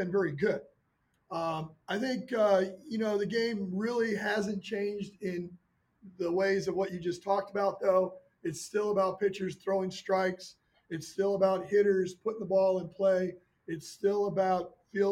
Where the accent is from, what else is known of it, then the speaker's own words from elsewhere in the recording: Chicago, Illinois, United States; moved away; I'm from the Midwest. I'm from the Chicago area